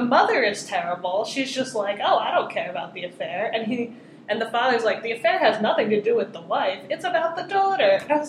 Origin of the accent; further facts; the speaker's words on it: Philadelphia, Pennsylvania, United States; I grew up in the Philly area